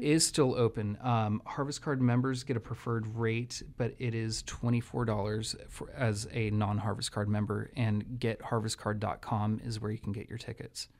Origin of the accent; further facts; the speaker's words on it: Santa Rosa, California, United States; having been born and raised in Sonoma County in Santa Rosa